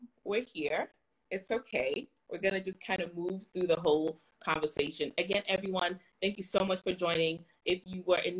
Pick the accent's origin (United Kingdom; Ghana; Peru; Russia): Ghana; It's okay, I'm Ghanaian, and once in a while, I think I'm speaking English, everybody's like, there's an accent